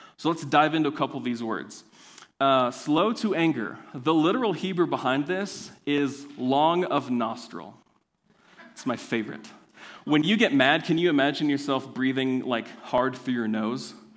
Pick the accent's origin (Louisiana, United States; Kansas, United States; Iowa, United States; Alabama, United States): Kansas, United States; I'm from Kansas